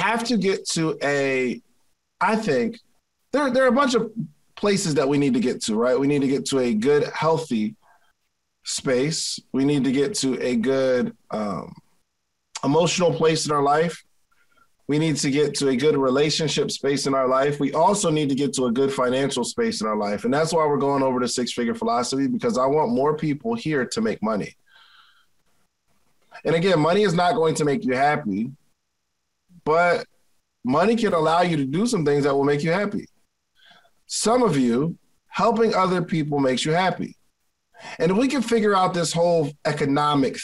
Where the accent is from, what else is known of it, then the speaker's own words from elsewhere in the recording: Willingboro, New Jersey, United States; growing up in Willingboro, New Jersey.